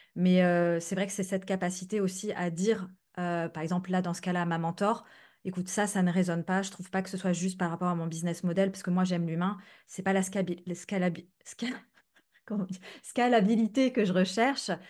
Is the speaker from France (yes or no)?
yes; France; now in Netherlands; j'habite aux Pays-Bas mais je suis française